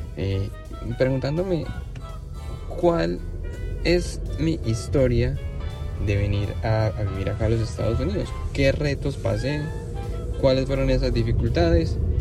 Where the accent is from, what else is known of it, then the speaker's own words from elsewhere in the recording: Medellín, Antioquia, Colombia; moved away as an adult; now in United States; soy de Medellín, Colombia.